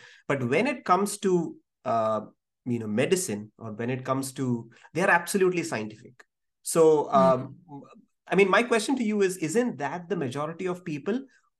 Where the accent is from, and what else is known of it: India; also born or lived in Kozhikode